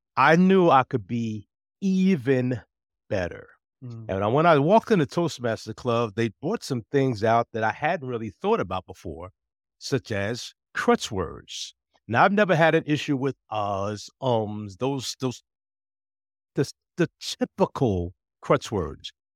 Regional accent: New Jersey, United States; moved away as an adult; also born or lived in Fort Meade, Maryland; now in Virginia, United States; when I was growing up in New Jersey, I was not encouraged to be involved with the community

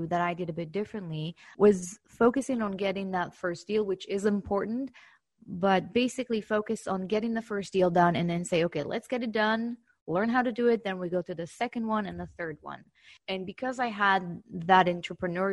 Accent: Israel; accent: Israeli; moved away as an adult; now in United States; I actually started my career back in 2007 in Israel, my accent.

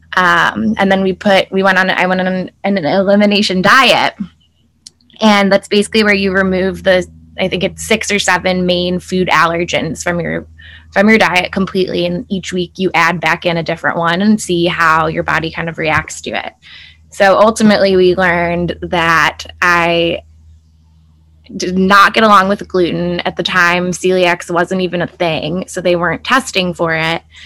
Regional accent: Chicago, Illinois, United States; I grew up in Chicago, um, in the suburbs

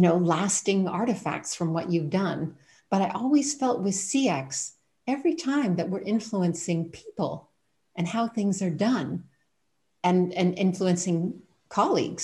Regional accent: Canada; moved away as an adult; also born or lived in United States / England / Thailand / Ireland; now in Germany; I'm originally from Canada and ended up moving to the United States for my master's degree

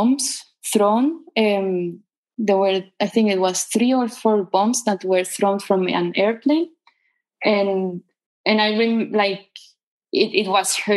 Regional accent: Caracas, Capital District, Venezuela; moved away as an adult; I was born in Caracas, and that's where I grew up. I live always in the same city until I was, I think, 31 years old.

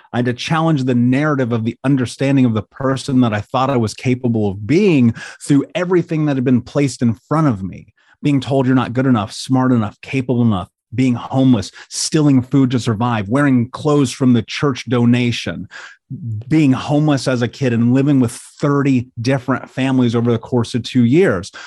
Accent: Indianapolis, Indiana, United States; I grew up in Indianapolis

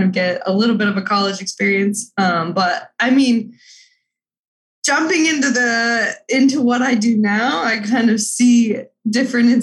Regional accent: Taylor, Arizona, United States; also born or lived in Flagstaff, Arizona; I'm from Taylor, Arizona, Snowflake, Arizona. I think that's on the map. It's a really, really small town. Born and raised there, grew up there, all the way till I graduated high school

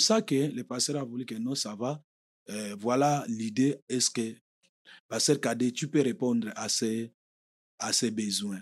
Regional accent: Kinshasa, DR Congo; moved away as an adult; now in United States; je viens du Congo

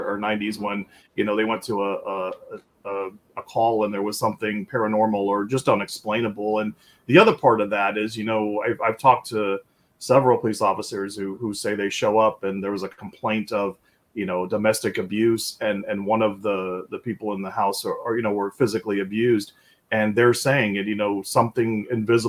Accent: Tampa, Florida, United States; I'm born and raised in Tampa, Florida, where I still reside

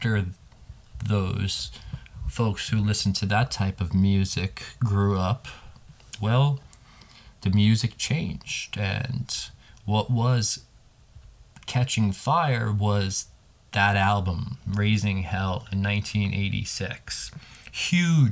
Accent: New York City, New York, United States; here in New York City. As a New Yorker

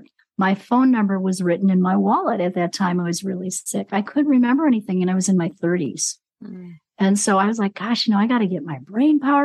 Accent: Chicago, Illinois, United States; now in New Mexico, United States; I'm in New Mexico. Yeah, I was born and raised in Chicago

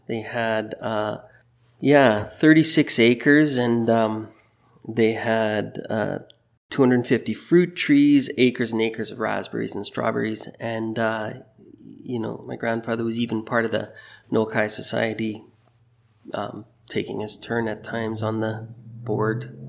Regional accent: Burnaby, British Columbia, Canada; moved away as an adult; also born or lived in Toronto / Europe; now in Maple Ridge, Canada; I grew up in Burnaby, born in raised in Burnaby

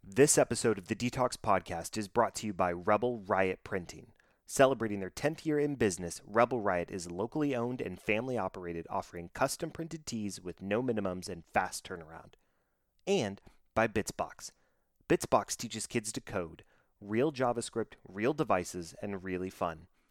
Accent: Dallas, Texas, United States; born and raised here in the Dallas Fort Worth area

